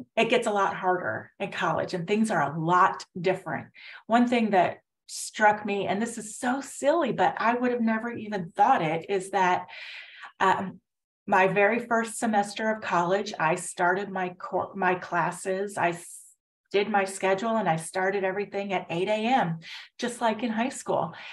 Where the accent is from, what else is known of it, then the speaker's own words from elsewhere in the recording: Indiana, United States; now in Houston, United States; I grew up in Indiana. Um, uh, kind of near Chicago, but in Indiana